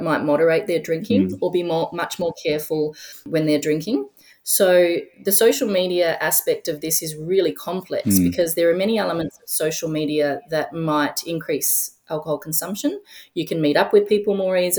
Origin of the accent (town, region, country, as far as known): Australia